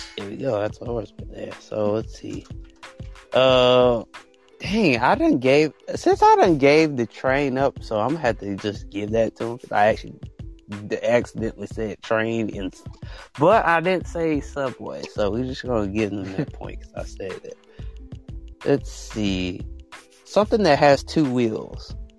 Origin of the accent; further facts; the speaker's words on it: United States; I'm American